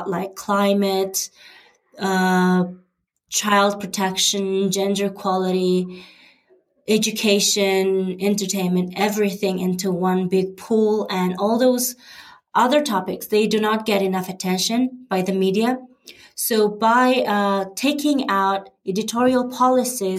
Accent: Mongolia

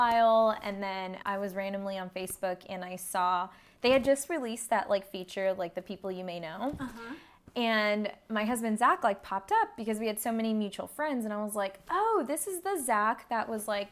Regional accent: Victorville, California, United States; also born or lived in Orange County; we grew up in the same small town. We're both from Victorville, which is the high desert area

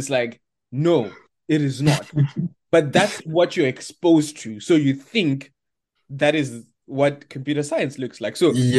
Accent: Zimbabwe; when I was growing up in Zim

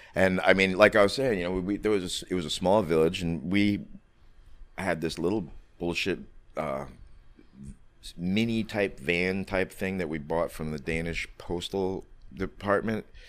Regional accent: New York City, New York, United States; I grew up on the Lower East Side back in the '70s through the '80s

